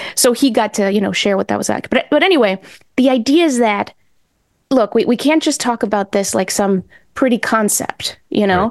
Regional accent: New England, United States; also born or lived in Mexico; So my parents and I are Mexican immigrants. Um, we came over when I was, like, six, Mm-hmm. and I grew up in New England

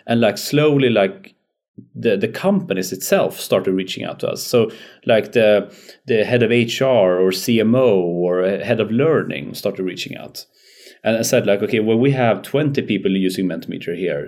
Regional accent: Skövde, Västra Götaland, Sweden; growing up in Skövde.

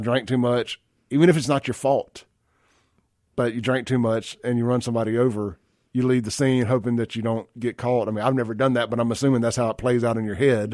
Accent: Jackson, Mississippi, United States; also born or lived in Brandon, Mississippi; I'm from South Jackson.

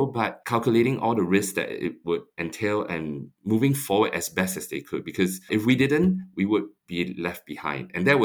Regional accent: Singapore; moved away; growing up in Singapore

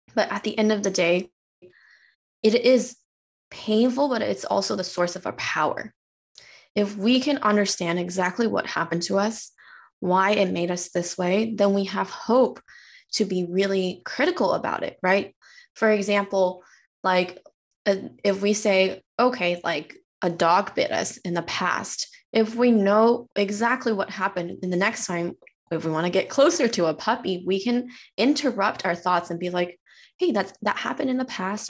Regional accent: Chengdu, Sichuan, China; also born or lived in San Francisco area, United States; now in San Francisco, United States; I was actually born and raised in China. I came from a province called Sichuan

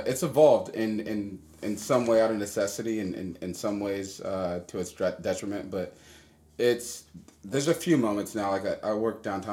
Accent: Marin, California, United States; moved away as an adult; now in San Francisco, United States; I grew up in Marin.

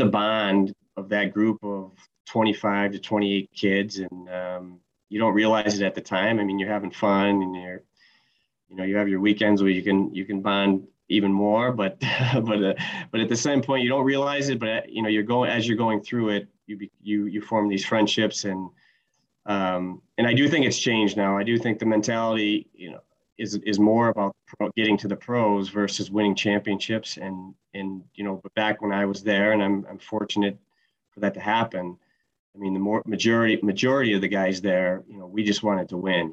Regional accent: Utica, New York, United States; also born or lived in Georgia; him and my mom are from upstate New York, so I think I was two when we moved back north

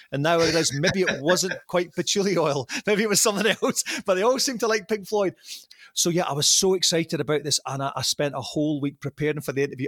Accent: Arbroath, Scotland, United Kingdom; accent: Doric; moved away as an adult; also born or lived in Nova Scotia, Canada / Glasgow; now in Canada; my hometown

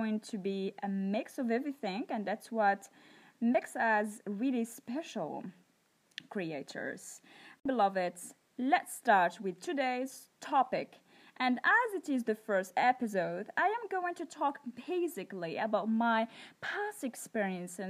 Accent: Morocco; I grew up in Morocco

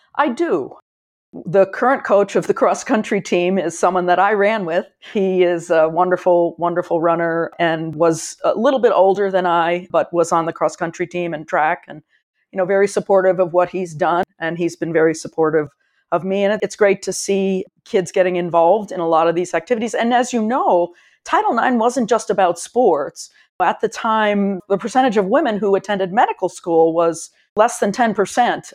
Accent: Connecticut, United States; also born or lived in Chapel Hill, North Carolina / Washington, District of Columbia, United States; I've spent most of my life in Connecticut in a, a sort of a rural small town along the shoreline of Long Island Sound a little bit east of New Haven

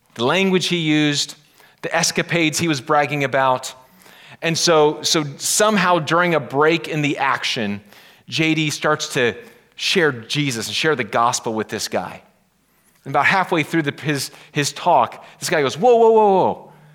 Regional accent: Pennsylvania, United States; I'm from Pennsylvania

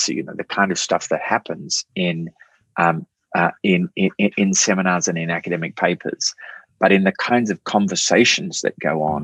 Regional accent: Australia; Australians, we're a funny people, Australia.

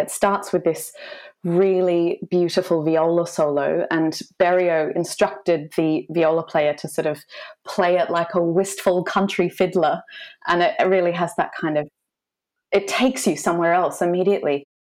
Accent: Australia; moved away as an adult; now in London, United Kingdom; I'm an Australian mezzo soprano. I'm based in London. Uh, I've been here for about six years

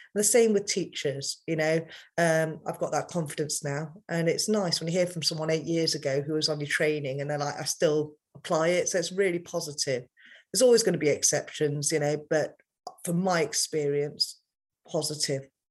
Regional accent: United Kingdom; I've grown up in a culture as British as I am, I'm still very Indian

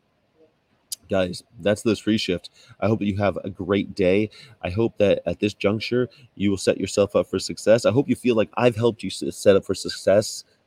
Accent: United States; also born or lived in Germany; I'm American, so like we're all mixed up. But I'm like German-Irish mostly. And I lived in Germany for 6 years

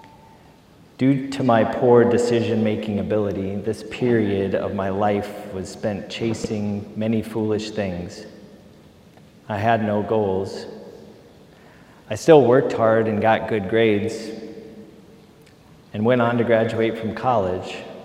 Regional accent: Marion, Iowa, United States; I grew up in Marion, Iowa, with two loving parents, an older sister and a twin brother

